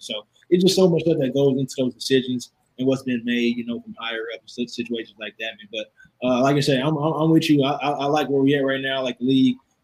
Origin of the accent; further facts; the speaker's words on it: Kansas City, Missouri, United States; moved away; I'm from Kansas City